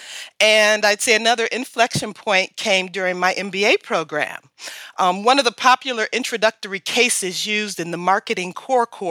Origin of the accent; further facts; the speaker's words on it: Detroit, Michigan, United States; I'm from Detroit